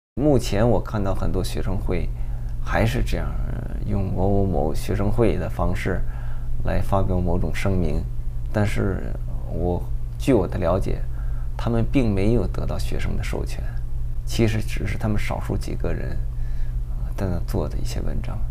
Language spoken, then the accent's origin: Chinese; China; now in Los Angeles, United States; 把我们中国人的形象给毁了